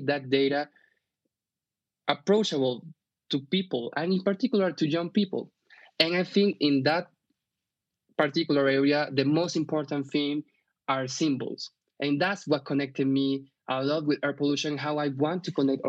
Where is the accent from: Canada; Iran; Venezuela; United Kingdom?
Venezuela; also born or lived in Bogota, Colombia; now in Colombia; I'm from Venezuela originally, although I live here in Colombia since 7 years ago